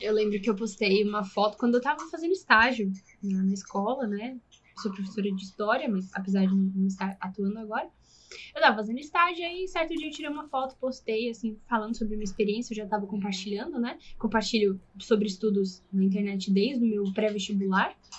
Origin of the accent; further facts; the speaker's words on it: São Paulo, Brazil; also born or lived in south of Minas Gerais; now in Belo Horizonte, Brazil; eu sou paulista